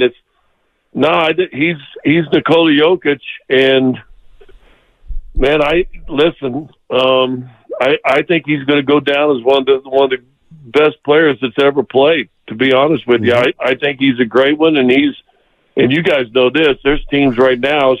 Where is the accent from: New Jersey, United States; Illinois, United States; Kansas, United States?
Kansas, United States; now in Denver, United States; when I was a kid, growing up in Kansas